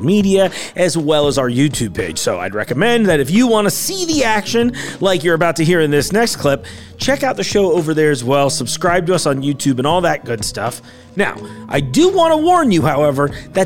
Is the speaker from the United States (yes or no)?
yes; East Coast, United States; moved away as an adult; also born or lived in New Jersey / New York; now in Cincinnati, United States; I grew up on the East Coast and split time between like New Jersey and New York